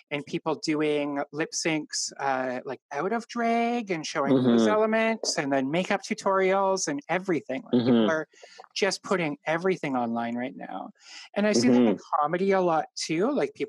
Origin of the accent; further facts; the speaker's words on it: Sudbury, Ontario, Canada; now in Toronto, Canada; we're from Sudbury, so like Northern Ontario